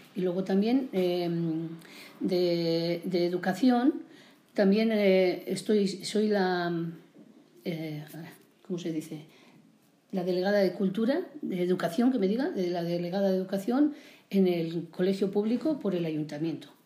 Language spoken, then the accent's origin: Spanish; Villarcayo, Castile and León, Spain; also born or lived in Montejo de Cebas; yo soy nacida en Villarcayo, como has dicho muy bien, de Merinda de Castilla-La Vieja